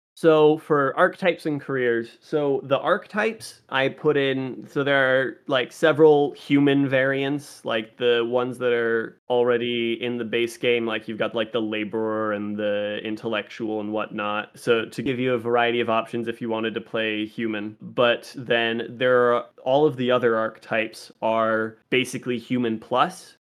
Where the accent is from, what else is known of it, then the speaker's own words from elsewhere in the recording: Las Vegas, Nevada, United States; Vegas is my hometown. I've lived in Vegas since I was eight years old, and I know this town better than I know any other.